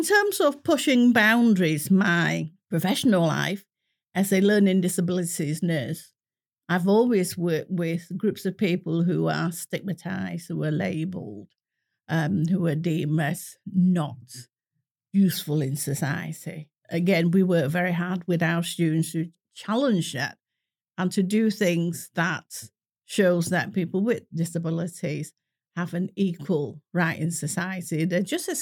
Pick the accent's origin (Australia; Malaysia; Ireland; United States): Malaysia; first language English; now in Manchester, United Kingdom; Even though my mother tongue is Cantonese, but in Malaysia, straight in the age of 5 or 6, I started learning English and the whole family goes to English school.